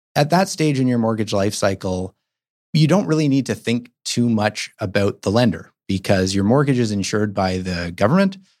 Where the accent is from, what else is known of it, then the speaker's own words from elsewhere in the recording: Toronto, Ontario, Canada; now in Vancouver, Canada; I grew up in Toronto